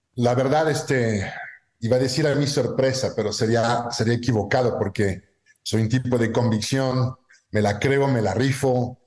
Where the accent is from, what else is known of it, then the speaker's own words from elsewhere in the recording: southwest France, France; moved away as an adult; now in Mexico; soy francés, este, nací en el sur oeste, en un pueblito de Francia